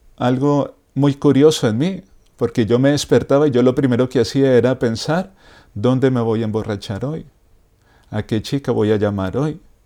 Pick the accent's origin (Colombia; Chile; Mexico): Colombia; Bogotá; moved away; Yo soy de Bogotá, Colombia